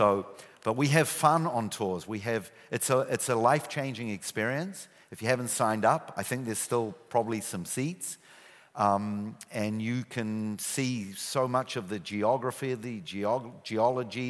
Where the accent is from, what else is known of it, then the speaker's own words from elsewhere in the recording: New Zealand; accent: New Zealand; moved away as an adult; now in Israel; I still have my New Zealand accent. Yeah, I immigrated many years ago. Few suitcases, few $100s. And I grew up in New Zealand